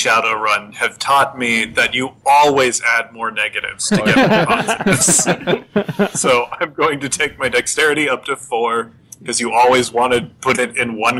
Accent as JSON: {"language": "English", "region": "Colorado", "country": "United States", "tie": "born or raised there", "said": "I grew up in Colorado"}